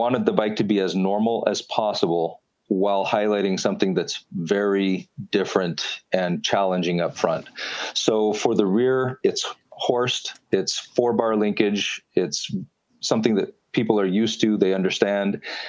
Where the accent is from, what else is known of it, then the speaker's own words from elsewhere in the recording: Canada; We're Canadian, so we're going to say kilometer.